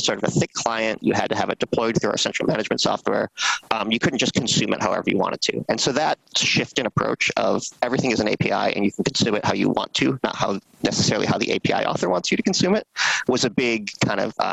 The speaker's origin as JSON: {"language": "English", "region": "American Midwest", "country": "United States", "tie": "born or raised there", "also_born_or_lived": "Seattle", "moved": "as an adult", "said": "I was growing up in the American Midwest, kind of a sleepy suburb, a great place to grow up"}